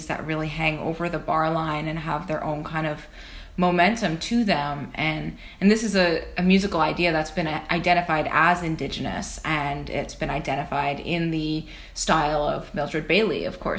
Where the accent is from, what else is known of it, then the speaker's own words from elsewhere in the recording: Odanak, Quebec, Canada; I'm from Odinak First Nation, or the Abenaki Nation of Odinak, which is in southern Quebec, about an hour and a half from Montreal.